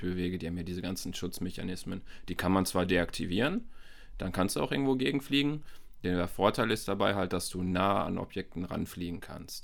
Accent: Bielefeld, North Rhine-Westphalia, Germany; Ich komme auch hier aus Bielefeld, so wie

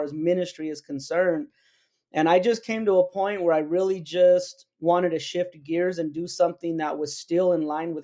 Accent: New Mexico, United States; my home state of New Mexico

